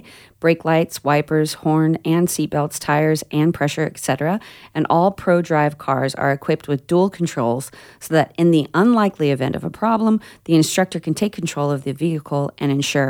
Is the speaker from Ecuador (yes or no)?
no; Florida, United States; I was born in Florida